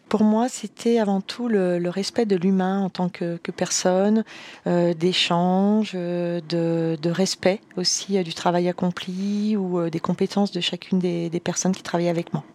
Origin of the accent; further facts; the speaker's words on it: Savoy, Auvergne-Rhône-Alpes, France; Je suis savoyarde d'origine